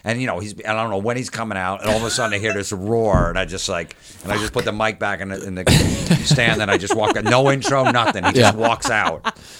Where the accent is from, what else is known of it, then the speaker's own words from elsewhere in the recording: New York, United States; I go, I'm a comic from New York.